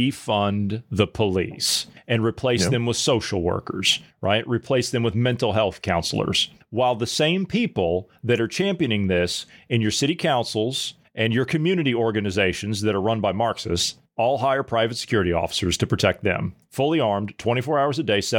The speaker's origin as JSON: {"language": "English", "region": "Ohio", "country": "United States", "said": "Even if you live in a state like where I come from Ohio, where we have open carry"}